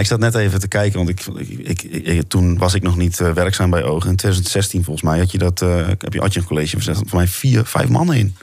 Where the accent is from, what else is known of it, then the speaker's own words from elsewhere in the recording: Overijssel, Netherlands; moved away; Ik kom ook uit Overijssel